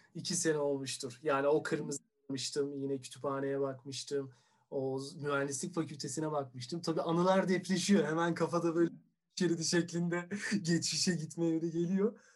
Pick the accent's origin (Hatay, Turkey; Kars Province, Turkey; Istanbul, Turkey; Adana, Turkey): Istanbul, Turkey; Doğma büyüme İstanbul'u olduğum için.